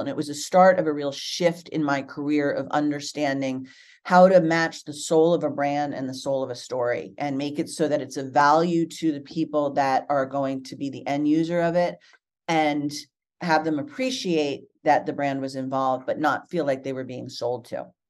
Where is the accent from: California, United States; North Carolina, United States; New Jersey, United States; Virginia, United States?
New Jersey, United States; I grew up in New Jersey